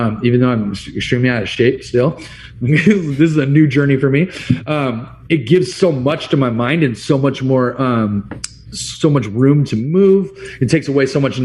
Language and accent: English; California, United States; moved away as an adult; now in Arizona, United States; I'm from California originally